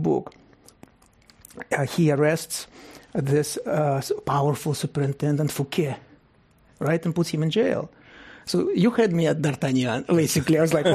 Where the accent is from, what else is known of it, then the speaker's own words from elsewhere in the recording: Russia; moved away; I grew up in Russia, in the Soviet Union